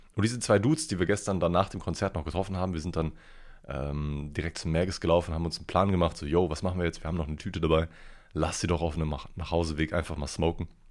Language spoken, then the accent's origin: German; Ruhr area, North Rhine-Westphalia, Germany; also born or lived in Cologne; werde ich gar nicht als Kölner mehr erleben, sondern wieder als, als originaler Ruhrpotter